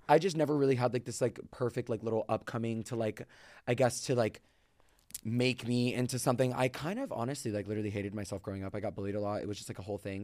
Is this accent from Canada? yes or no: no; Florida, United States; I'm from Florida